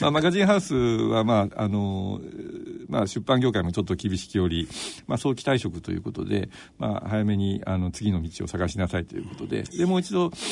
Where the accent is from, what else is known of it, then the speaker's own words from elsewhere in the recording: Nagoya, Aichi, Japan; moved away as an adult; also born or lived in Shiinamachi, Tokyo / Kyoto; 生まれは椎名町で生まれたんですよそれで父が名古屋なので、まあ、名古屋であの育ちましてはい